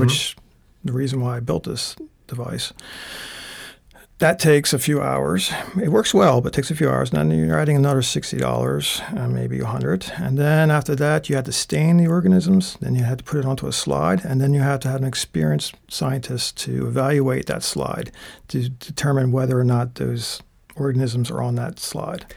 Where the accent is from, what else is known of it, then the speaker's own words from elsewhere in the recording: Holland, Pennsylvania, United States; moved away as an adult; originally, I'm from Bucks County, PA, a town called Holland, uh, right on the outskirts of Philadelphia. Uh, I was born and raised there, and mm, stayed there until I was about 21